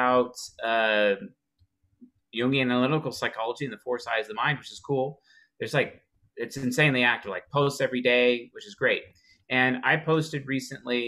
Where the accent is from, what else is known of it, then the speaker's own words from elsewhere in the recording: Seattle, Washington, United States; moved away; I'm from Seattle, even though I don't live there